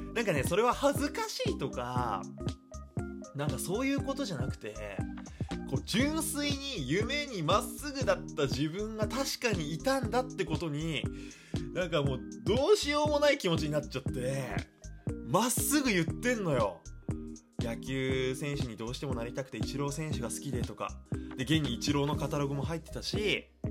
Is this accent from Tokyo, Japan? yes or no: no; Iwate, Japan; 小学校のね、えー、メンバーでの飲み会があったんですよその岩手県のねほんと小学校って人数少ないんですよねで特に俺は田舎の出身だから